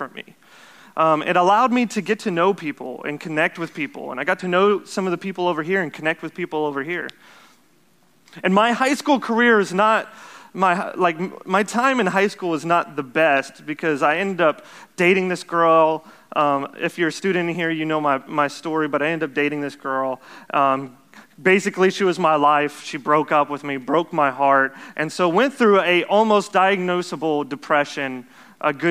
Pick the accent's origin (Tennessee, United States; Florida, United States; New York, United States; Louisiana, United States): Louisiana, United States; Jennings; also born or lived in Lafayette, Louisiana; I grew up here in Jennings. I don't know if you guys know that, but born in Lafayette, but raised here in Jennings my whole life.